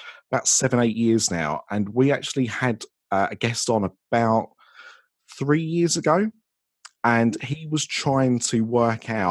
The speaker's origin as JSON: {"language": "English", "country": "United Kingdom", "said": "I'm British"}